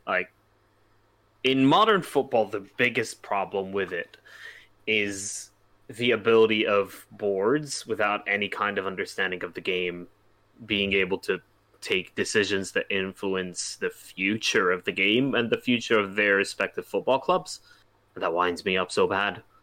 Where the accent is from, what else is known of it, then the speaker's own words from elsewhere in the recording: United States; I'm an American